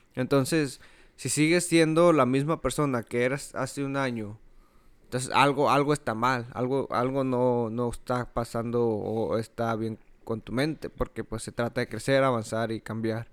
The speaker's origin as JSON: {"language": "Spanish", "town": "Ciudad Juárez", "region": "Chihuahua", "country": "Mexico", "tie": "born or raised there", "moved": "yes", "said": "yo crecí en Juárez"}